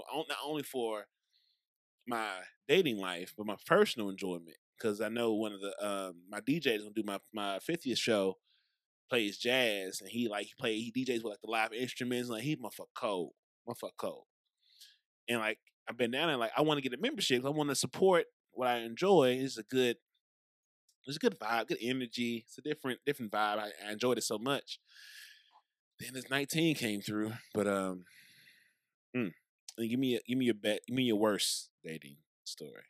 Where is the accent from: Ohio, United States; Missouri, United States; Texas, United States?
Missouri, United States; St. Louis; also born or lived in Brentwood, Missouri; I grew up by WashU, Skinker, Delmar area. And then I went to school in Brentwood